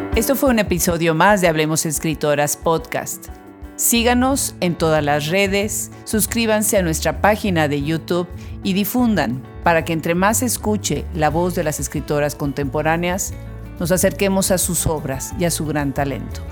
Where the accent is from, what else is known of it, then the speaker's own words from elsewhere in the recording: Puebla, Mexico; Puebla, la ciudad de donde yo soy originaria